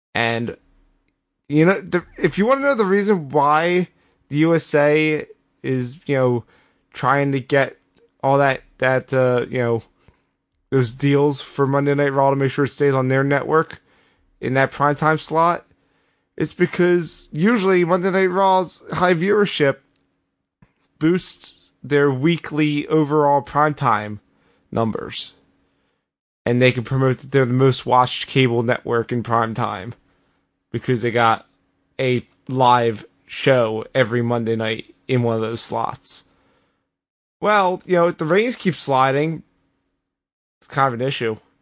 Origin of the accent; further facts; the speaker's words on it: Philadelphia, Pennsylvania, United States; as a Philadelphian